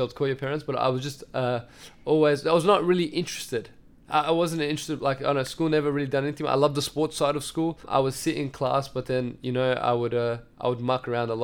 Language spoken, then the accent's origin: English; Melbourne, Victoria, Australia; first language Assyrian; I grew up in Meadow Heights